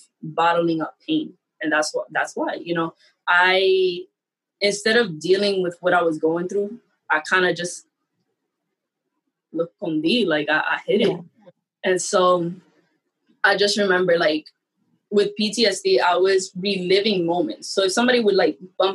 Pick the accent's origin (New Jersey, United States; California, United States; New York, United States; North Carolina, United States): New York, United States; New York City; I'm from the Bronx. And so my college was upstate New York